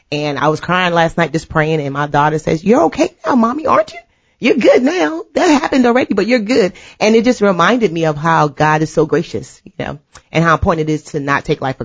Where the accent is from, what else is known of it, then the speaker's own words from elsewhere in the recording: New York City, New York, United States; so we're from New York, right? So of course we have this stigma when you're from New York